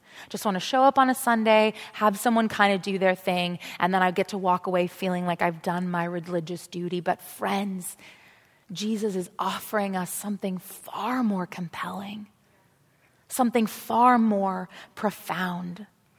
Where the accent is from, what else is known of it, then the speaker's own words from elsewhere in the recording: South Africa; I went to Jewish school growing up. I grew up in South Africa, and it was still apartheid in those days